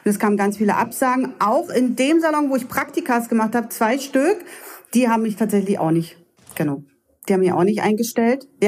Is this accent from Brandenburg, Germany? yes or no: yes; Lübbenau, Brandenburg, Germany; also born or lived in Cottbus; Also ich komme ja ganz aus dem Spreewald {S0} ja. unten {S1} ursprünglich, bin dann von Lübbenau weggezogen in ein kleines Dörfchen, weil ähm, ich ja dann irgendwo untergebracht werden musste. Ich war ja noch 16